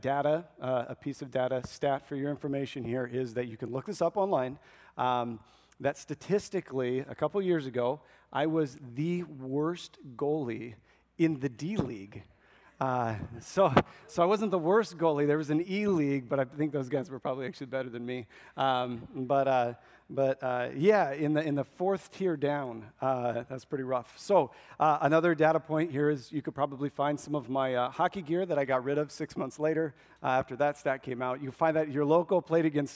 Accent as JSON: {"language": "English", "region": "Nebraska", "country": "United States", "tie": "born or raised there", "said": "I was born and raised in Nebraska"}